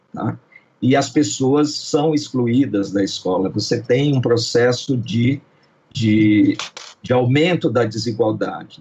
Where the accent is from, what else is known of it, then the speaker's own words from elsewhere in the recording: Brazil; nós somos brasileiros